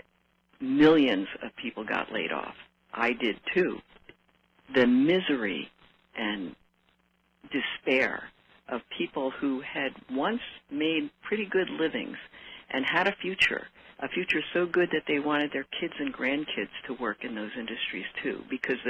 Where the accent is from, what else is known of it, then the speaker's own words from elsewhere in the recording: New Jersey, United States; moved away as an adult; also born or lived in Detroit; growing up in New Jersey